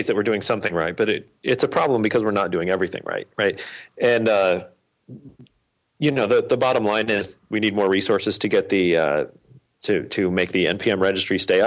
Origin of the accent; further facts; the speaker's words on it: Connecticut, United States; From Connecticut